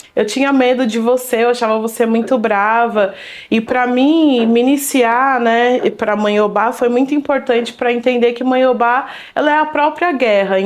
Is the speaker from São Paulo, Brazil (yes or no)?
yes; São Paulo, Brazil; Eu nasci aqui em São Paulo, na Zona Sul, é, Vila Joaniza.